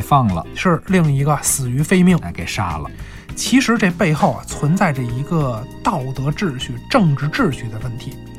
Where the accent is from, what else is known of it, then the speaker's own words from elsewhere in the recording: China; 我们中国人